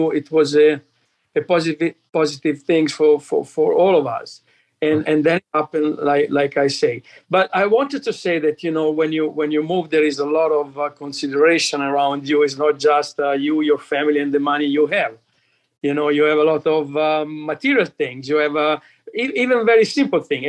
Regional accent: Italy; moved away as an adult; also born or lived in Antigua; now in Florida, United States; my growing up in Italy

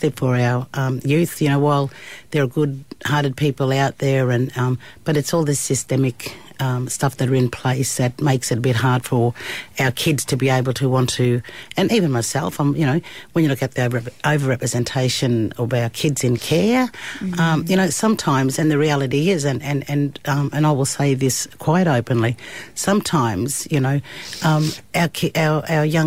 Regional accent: Cunnamulla, Queensland, Australia; I was born in Cunnamulla in 66

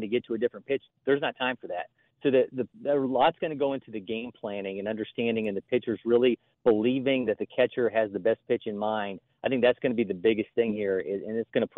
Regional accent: Ohio, United States; I'm from Ohio

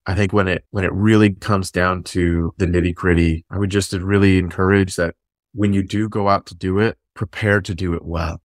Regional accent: Fresno, California, United States; moved away as an adult; now in Mildura, Australia; I'm from Fresno, California.

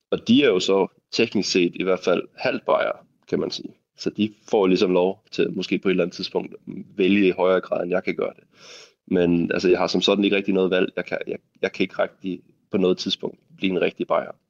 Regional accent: Denmark; now in Munich, Germany; så jeg er dansker i München, øh, og det, det har jeg det helt fint med.

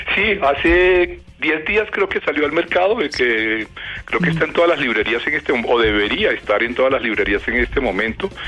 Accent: Valledupar, Cesar, Colombia; algo que crecí oyendo en Valledupar

